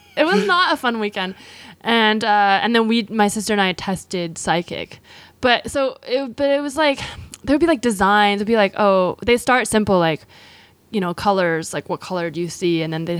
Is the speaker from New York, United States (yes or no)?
no; California, United States; In the Bay Area.